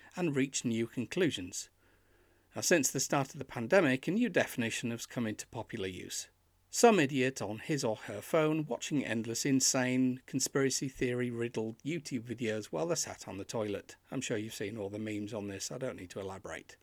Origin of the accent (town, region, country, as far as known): Yorkshire and the Humber, United Kingdom; born or raised there; now in York, United Kingdom